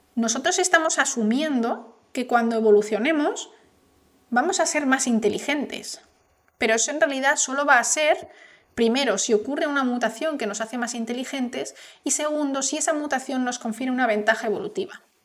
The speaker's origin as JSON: {"language": "Spanish", "country": "Spain", "said": "yo soy española"}